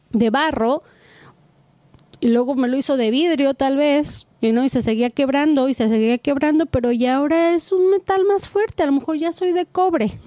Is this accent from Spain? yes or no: no; Guadalajara, Jalisco, Mexico; yo soy de Guadalajara, Jalisco